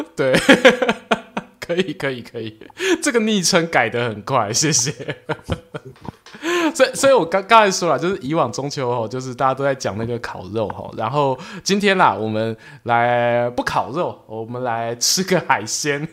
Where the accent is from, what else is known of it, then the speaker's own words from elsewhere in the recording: Yilan, Yilan County, Taiwan; also born or lived in Gongliao; 我自己出生是宜兰